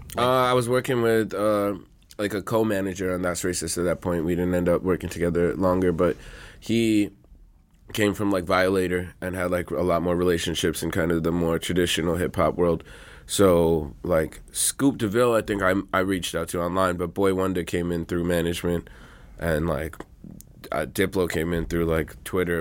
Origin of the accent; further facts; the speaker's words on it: New York City, New York, United States; I grew up in Queens around Jamaican music and Latino music and rap and R and B